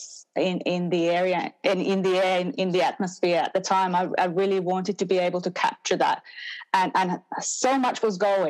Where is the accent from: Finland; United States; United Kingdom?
Finland; moved away as an adult; now in Australia; I grew up in Finland, so I'm a settler migrant in Australia, but I've now been here for over 20 years permanently